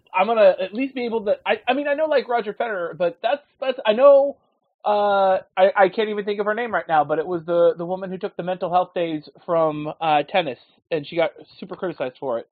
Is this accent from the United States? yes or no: yes; a little bit north of San Francisco, California, United States; I grew up a little bit north of San Francisco